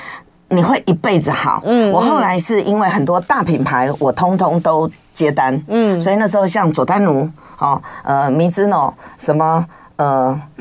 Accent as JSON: {"language": "Chinese", "region": "Taipei", "country": "Taiwan", "lives_now": "Yuanlin, Taiwan", "said": "因为谈恋爱谈一谈闹出人命，所以我就从台北嫁到员林。"}